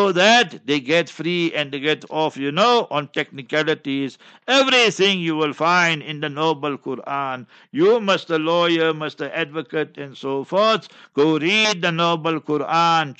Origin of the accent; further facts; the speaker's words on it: Heidelberg, South Africa; Ek is Afrikaner. I was born in Heidelberg